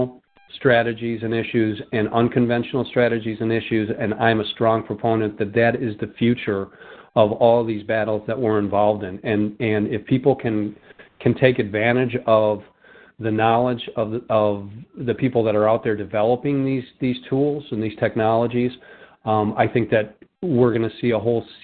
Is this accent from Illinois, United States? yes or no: yes; Chicago, Illinois, United States; I'm from Rogers Park, north side of Chicago